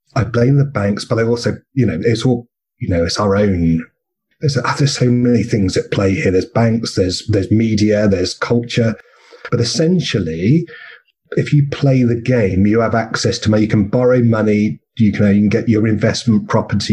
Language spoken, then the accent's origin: English; England, United Kingdom; now in Australia; I come from England, and we're both in Australia.